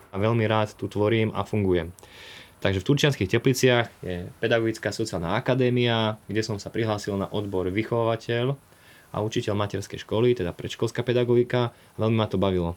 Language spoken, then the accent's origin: Slovak; Dolný Kalník, Žilina Region, Slovakia; Mali sme aj také pekné detstvo tu na farme